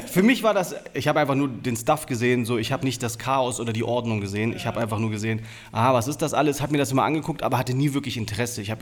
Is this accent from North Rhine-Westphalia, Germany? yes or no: no; Braunschweig, Lower Saxony, Germany; also born or lived in United States; geboren in Braunschweig, äh, habe viele, viele Jahre dort gelebt, verbracht, äh, hab, war dann eine ganze Zeit lang in den USA immer wieder versetzt